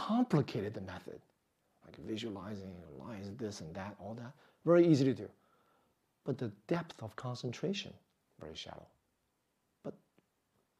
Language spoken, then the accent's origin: English; New York, United States; I grew up in New York